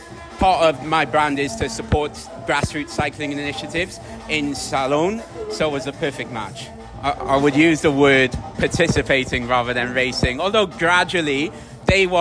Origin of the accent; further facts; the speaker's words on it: Manchester, North West England, United Kingdom; also born or lived in Wales / Sierra Leone; I'm a British-raised Sierra Leonean. I grew up in a mixture of Manchester, Wales, so that's what the accent's about